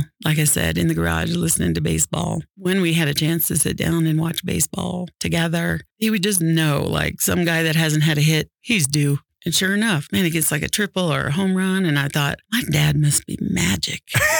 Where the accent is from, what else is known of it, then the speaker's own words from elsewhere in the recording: Illinois, United States; also born or lived in Missouri; Midwest, Illinois, Missouri.